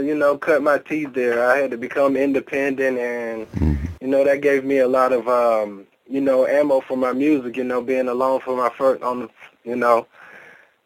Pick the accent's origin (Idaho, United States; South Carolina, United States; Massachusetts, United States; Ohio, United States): South Carolina, United States; moved away as an adult; also born or lived in Atlanta, Georgia; I'm from South Carolina, very near Augusta, Georgia